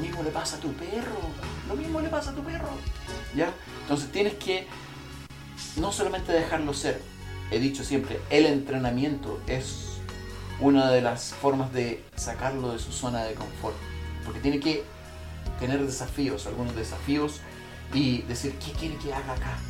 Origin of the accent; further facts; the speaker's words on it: Chile; also born or lived in Central America; nací en Centroamérica y crecí en, aquí en Chile